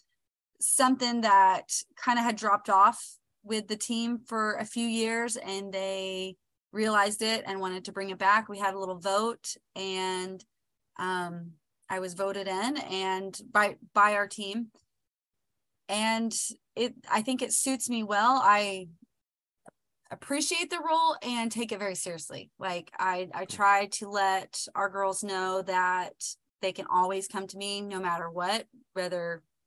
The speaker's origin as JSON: {"language": "English", "region": "Oklahoma", "country": "United States", "said": "We're both from Oklahoma"}